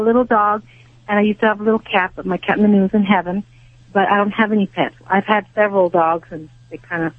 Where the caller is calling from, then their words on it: Covina, California, United States; I'm in Covina, California.